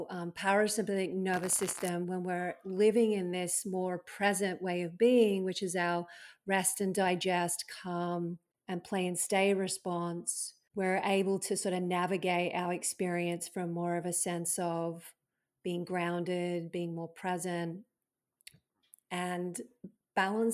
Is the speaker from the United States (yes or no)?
no; Australia; moved away; when I was living in Australia, being an Aussie